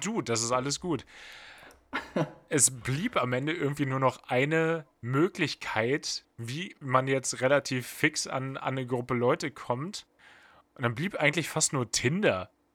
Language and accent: German; Bad Pyrmont, Lower Saxony, Germany; da wurde bei mir aus, aus Bad Pyrmont auch mal ganz schnell Hamburg